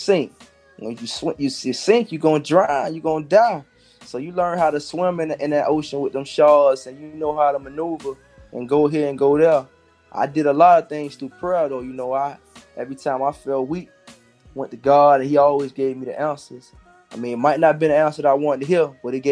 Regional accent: Miami, Florida, United States; growing up in Miami, you might see a shootout

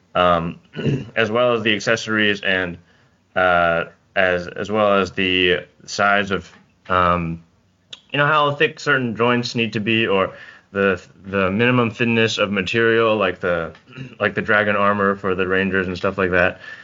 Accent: Bay Area, California, United States; I'm from the Bay Area, California

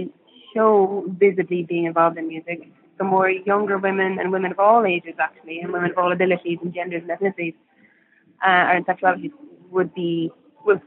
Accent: Ireland; growing up in Ireland as an artist

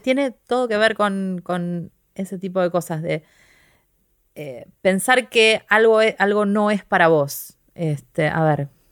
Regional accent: Quilmes, Buenos Aires Province, Argentina; yo soy de Quilmes

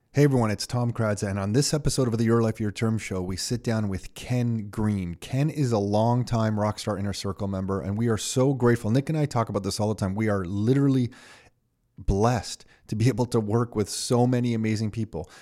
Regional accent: Canada; I was born here in Canada

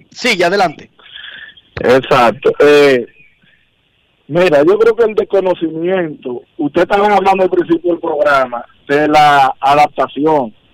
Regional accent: Los Guaricanos, Distrito Nacional, Dominican Republic

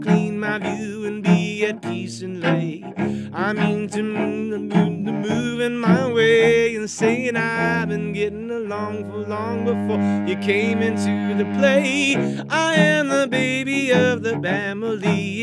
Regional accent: Kentucky, United States; all the multi-genre stuff that I grew up with here in Kentucky

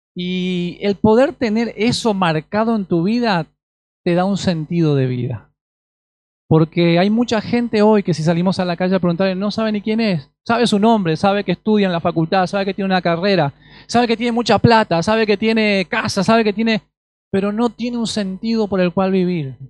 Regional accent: Paraguay; also born or lived in Asunción, Paraguay; now in Argentina; hace 12 años que estoy en, Argentina, soy paraguayo

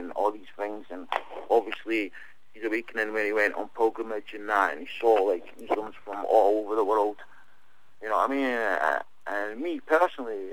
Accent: Scotland, United Kingdom; born in Scotland

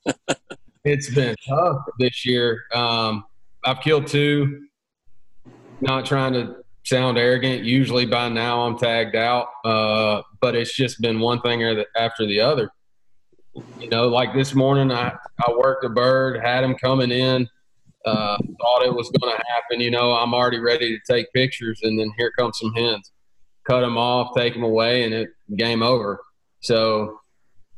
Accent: Maury County, Tennessee, United States; I grew up in Murray County down here on Unali

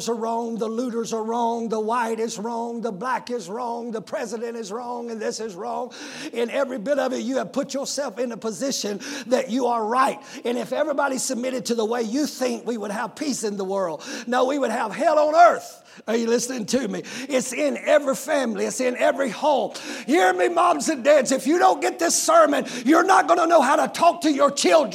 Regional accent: United States; I'm an American second.

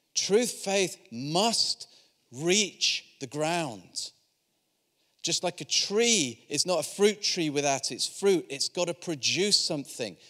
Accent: Yorkshire and the Humber, United Kingdom; I'm from Yorkshire

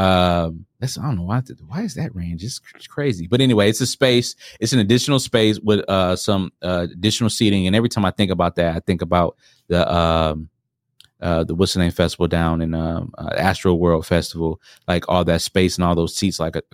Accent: Milwaukee, Wisconsin, United States; growing up in Milwaukee. Right next to the Summerfest, Summerfest grounds near the lake.

